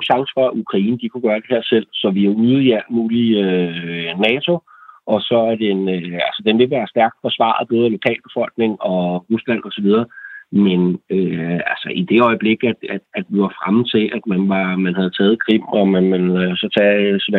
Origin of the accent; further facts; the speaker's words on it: Denmark; vi som danskere